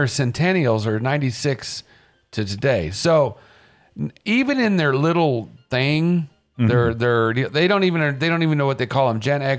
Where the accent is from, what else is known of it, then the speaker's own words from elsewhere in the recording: United States; I'd be called because I'm from America.